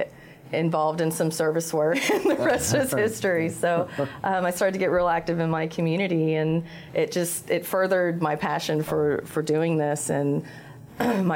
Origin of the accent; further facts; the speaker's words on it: Central Texas, United States; also born or lived in Northeast Ohio; now in Austin, United States; I grew up in Central Texas